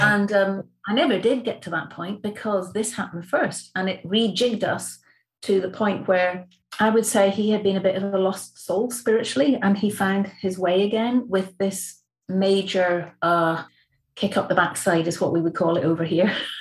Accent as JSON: {"language": "English", "region": "the Highlands of Scotland", "country": "United Kingdom", "said": "I'm from the Highlands of Scotland."}